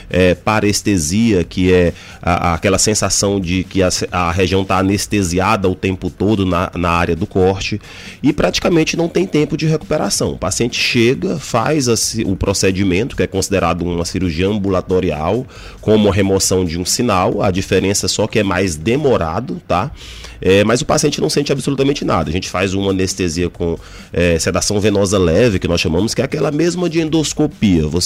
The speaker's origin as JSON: {"language": "Portuguese", "town": "São Luís", "region": "Maranhão", "country": "Brazil", "said": "eu sou daqui mesmo de São Luís e eu fiz a graduação em, em medicina aqui."}